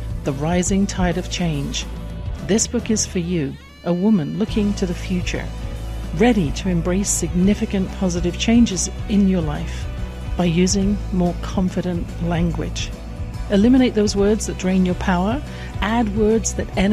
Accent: England, United Kingdom; I grew up in England

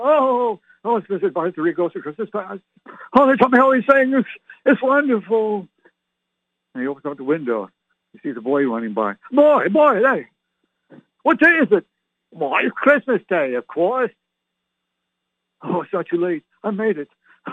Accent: Ottawa, Ontario, Canada; moved away; I was born and raised in Canada.

